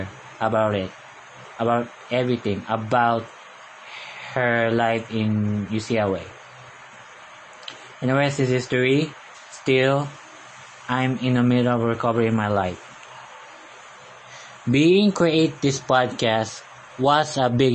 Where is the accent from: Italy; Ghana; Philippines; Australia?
Philippines; first language Tagalog; English is a second language; I'm a Filipino. I can speak Tagalog fluently for the rest of my life. I can speak English in the later years in my life.